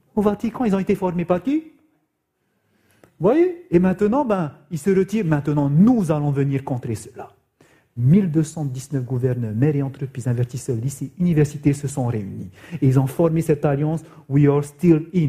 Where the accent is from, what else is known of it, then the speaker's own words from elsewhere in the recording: Raiatea, Leeward Islands, French Polynesia; chez nous, à Réatea, dans cette île de la Polynésie française, il y avait même des enfants, nos élèves